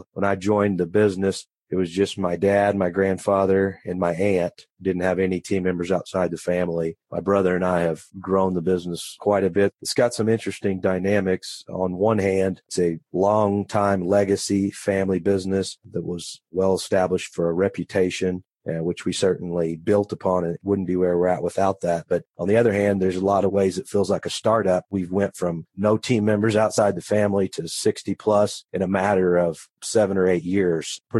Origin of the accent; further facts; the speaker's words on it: Poseyville, Indiana, United States; I was. I've been here my whole life grown up around the business